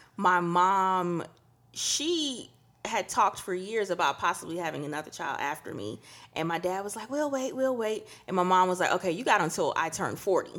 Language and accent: English; Trinidad & Tobago; we're from Trinidad, and it's a good old, you know, Catholic